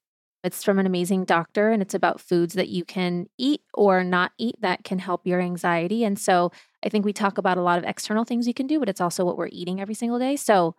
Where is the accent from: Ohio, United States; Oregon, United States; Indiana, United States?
Ohio, United States; born or raised there; also born or lived in Germany; now in Los Angeles, United States